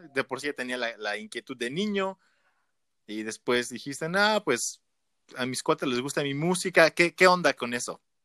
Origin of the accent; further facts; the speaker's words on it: Mexico; no tenemos en México todavía